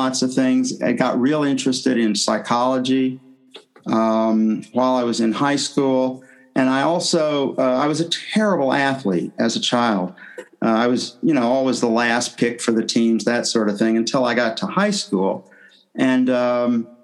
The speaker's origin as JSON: {"language": "English", "region": "Tennessee", "country": "United States", "tie": "born or raised there", "moved": "as an adult", "said": "I'm from the southern U.S. I'm from Tennessee. I grew up there"}